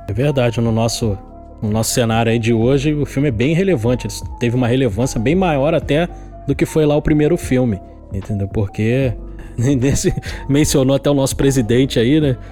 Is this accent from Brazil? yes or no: yes; Rio de Janeiro, Brazil; que sou do Rio de Janeiro